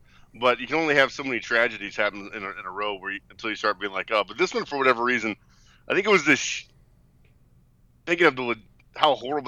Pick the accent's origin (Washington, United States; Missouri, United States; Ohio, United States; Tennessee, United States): Missouri, United States; I'm from Missouri.